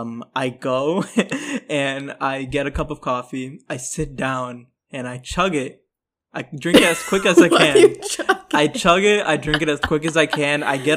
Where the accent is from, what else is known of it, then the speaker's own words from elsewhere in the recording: New York City, New York, United States; I am from New York City.